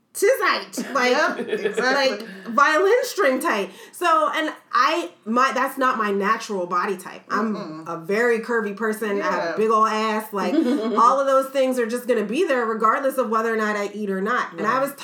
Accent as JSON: {"language": "English", "town": "Chester", "region": "Pennsylvania", "country": "United States", "also_born_or_lived": "New York", "moved": "as an adult", "said": "I'm from the Philadelphia area originally, from Chester, Pennsylvania"}